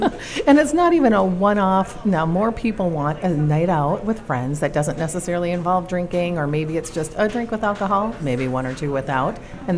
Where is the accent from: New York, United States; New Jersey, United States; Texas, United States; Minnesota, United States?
Minnesota, United States; Stillwater; I'm from Stillwater, so we were brought up with this lingo.